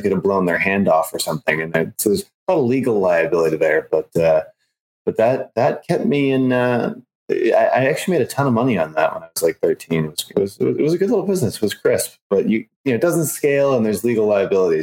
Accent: Chicago, Illinois, United States; I grew up in Chicago

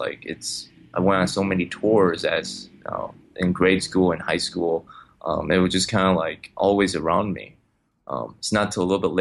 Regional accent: Chicago, Illinois, United States; I'm born and raised in Chicago.

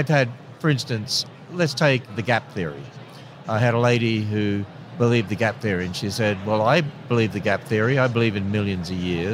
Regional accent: Australia; I'm an Australian.

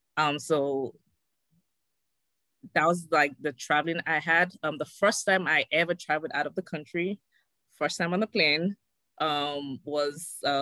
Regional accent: Lagos, Nigeria; now in Nashville, United States; I was born and raised in Lagos, Nigeria. Came to the U.S. in 2004. I work in the education field. Currently, I'm based in Nashville, Tennessee.

